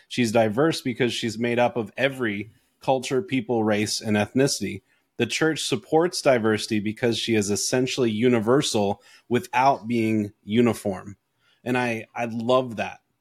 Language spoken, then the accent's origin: English; Canada; born there; I, I was born in Canada.